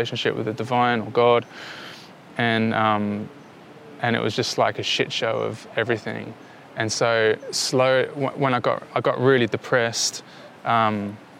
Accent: London, United Kingdom; moved away; when I grew up in London

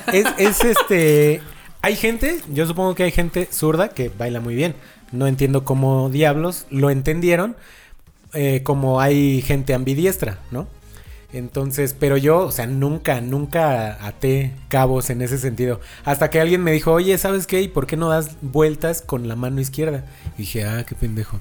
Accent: Mexico City, Mexico; yo nací en el Distrito Federal

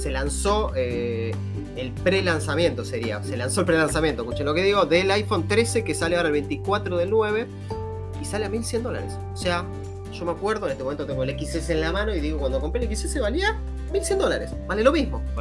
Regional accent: Argentina; para aquellos que no saben, nosotros somos de Argentina, en este momento el cambio no nos

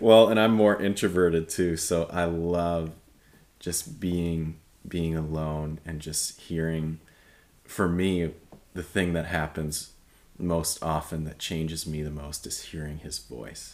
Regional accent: Michigan, United States; moved away as an adult; I grew up in Michigan, uh, which is very cold place.

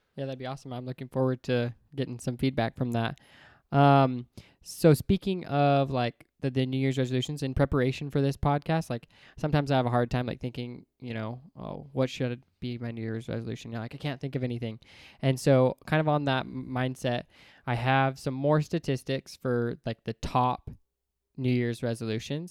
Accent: Layton, Utah, United States; also born or lived in Bountiful, Utah / Seattle; then we moved back to Utah in Layton. Um, and then that's, you know, went to school, elementary, junior high, high school

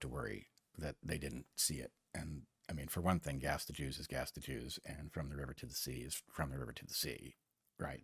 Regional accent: United States; I grew up very much as an American

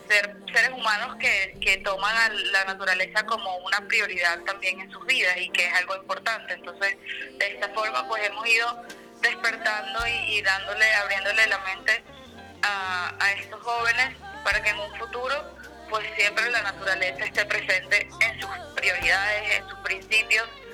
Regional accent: Gran Sabana, Bolívar, Venezuela; en la comunidad donde, donde yo crecí, en la Gran Sabana

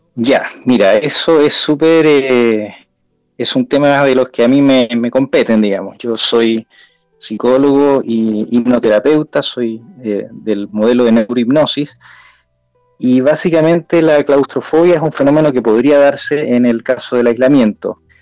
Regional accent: Chile; en mi país, en Chile

